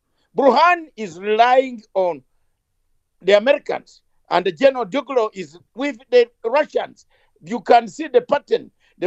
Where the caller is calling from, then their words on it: London, United Kingdom; I am joining you from London, the capital city of United Kingdom, and not Nairobi.